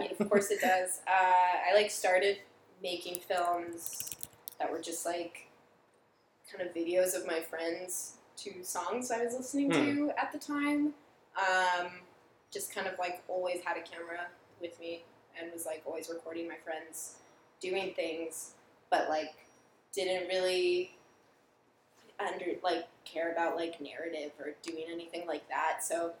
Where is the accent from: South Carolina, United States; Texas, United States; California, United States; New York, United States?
California, United States; San Clemente; San Clemente.